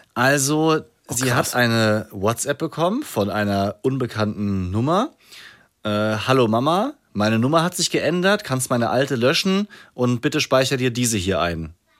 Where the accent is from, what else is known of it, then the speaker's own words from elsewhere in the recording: Rhineland-Palatinate, Germany; ich komme auch aus der Pfalz, da kann keiner ein P sprechen.